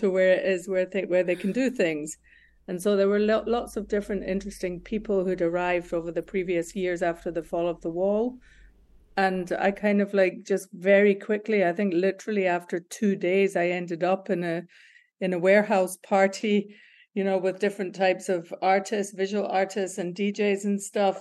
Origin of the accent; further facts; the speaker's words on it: Glasgow, Scotland, United Kingdom; moved away as an adult; also born or lived in Berlin; I'm born and bred in Glasgow, Scotland.